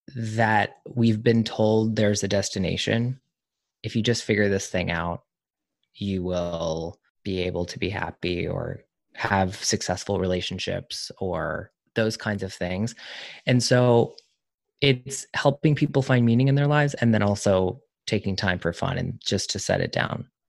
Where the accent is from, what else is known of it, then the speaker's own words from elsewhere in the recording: the South, United States; I'm from the South